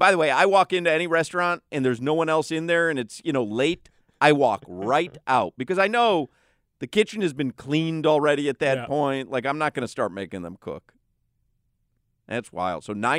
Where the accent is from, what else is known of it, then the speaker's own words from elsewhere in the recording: Highland Park, Illinois, United States; In the … household, growing up in Highland Park, Illinois, I mean, if dinner wasn't on the table by 6:30, we were like, what is going on here, Sandra?